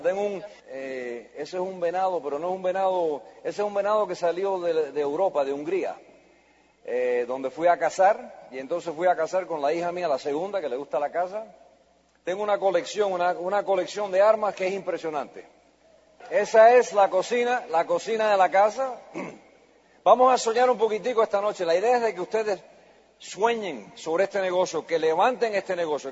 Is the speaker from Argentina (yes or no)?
no; United States; Yo soy la primera generación americana